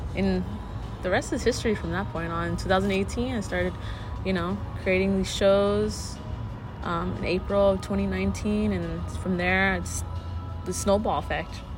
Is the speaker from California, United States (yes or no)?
yes; San Bernardino, California, United States; growing up in San Bernardino